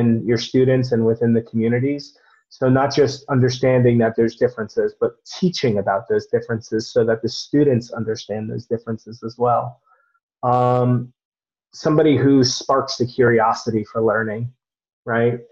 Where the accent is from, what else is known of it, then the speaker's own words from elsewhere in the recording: Fair Lawn, New Jersey, United States; the town I grew up in was called the Fair Lawn Cutters